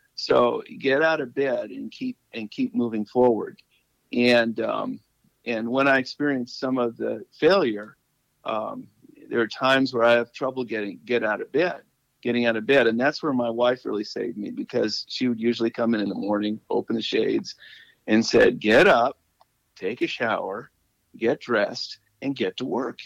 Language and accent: English; Malibu, California, United States; moved away as an adult; also born or lived in Ohio / Ann Arbor / Maine; I'm from Malibu, and I'm in, uh, and but now I'm living in Ohio